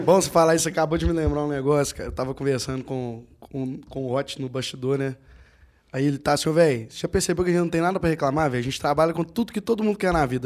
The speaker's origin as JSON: {"language": "Portuguese", "town": "Conceição do Mato Dentro", "region": "Minas Gerais", "country": "Brazil", "said": "eu sou de Conceição do Mato ah, Dentro"}